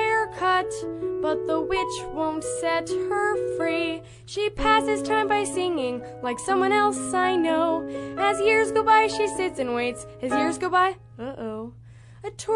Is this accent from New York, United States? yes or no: no; Champaign, Illinois, United States; I'm from Champaign.